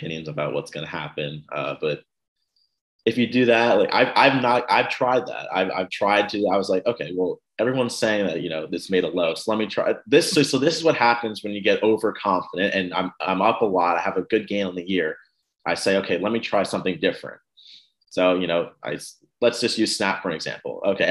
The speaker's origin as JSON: {"language": "English", "town": "New York City", "region": "New York", "country": "United States", "tie": "born or raised there", "also_born_or_lived": "New Jersey", "moved": "as an adult", "lives_now": "Maryland, United States", "said": "I was born and raised in Brooklyn, New York"}